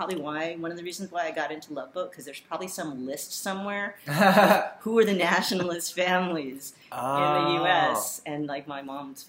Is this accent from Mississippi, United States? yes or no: no; Pinole, California, United States; also born or lived in Berkeley; I grew up in the Bay.